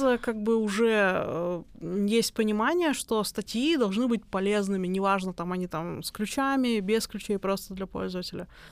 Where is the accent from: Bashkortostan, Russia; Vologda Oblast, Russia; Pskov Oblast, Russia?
Bashkortostan, Russia; Ufa; moved away as an adult; also born or lived in Germany; я вообще сама из Уфы, из Башкортостана